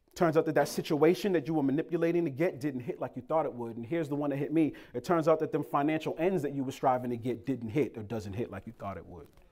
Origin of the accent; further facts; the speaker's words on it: Boston, Massachusetts, United States; moved away; also born or lived in Cambridge, Massachusetts; So I'm from Boston, Massachusetts. Lived in Cambridge.